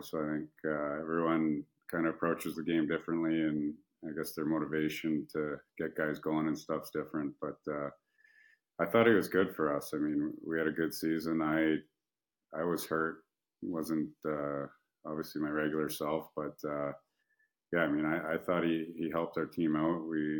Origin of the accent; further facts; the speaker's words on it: Canada; I mean, I'm a Canadian kid. I've only played in the Canadian market